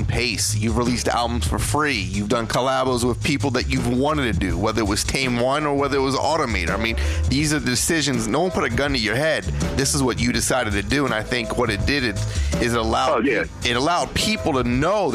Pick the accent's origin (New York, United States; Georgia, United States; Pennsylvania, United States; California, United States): Pennsylvania, United States; Philadelphia; I'm from Philly